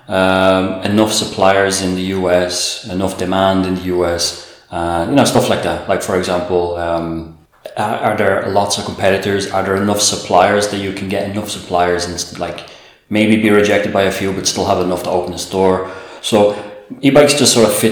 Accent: Dublin, Leinster, Ireland; moved away as an adult; now in Puglia, Italy; I'm Irish, from Dublin

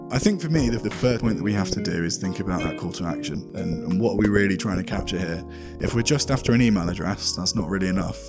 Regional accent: United Kingdom; made me feel as a Brit

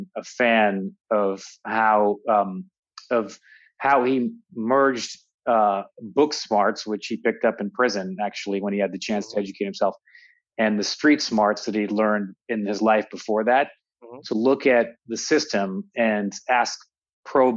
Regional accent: Toronto, Ontario, Canada; moved away; also born or lived in United States; I grew up in Toronto.

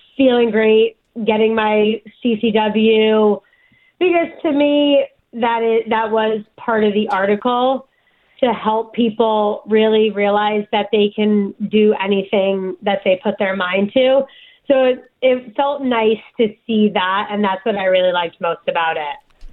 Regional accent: New Jersey, United States; also born or lived in New York; I was born in New York, but raised my whole life in Jersey

